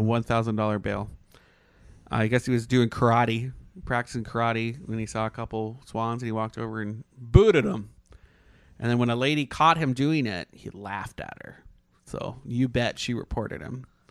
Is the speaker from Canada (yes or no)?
yes; Canada; moved away; I'm Canadian